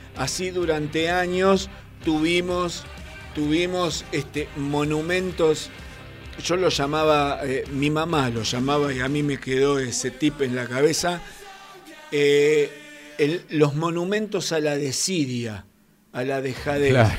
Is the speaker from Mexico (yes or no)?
no; Argentina